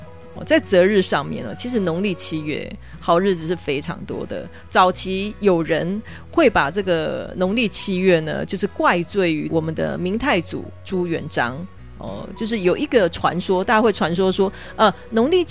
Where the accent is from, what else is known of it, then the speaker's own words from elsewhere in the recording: Taiwan; 因为我们按照我们台湾人的习俗，毕竟大家都把它称为鬼月哦。